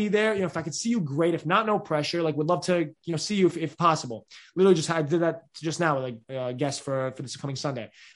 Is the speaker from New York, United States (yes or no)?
yes; New York, United States; I'm a kid from New York in Hopkinsville, Kentucky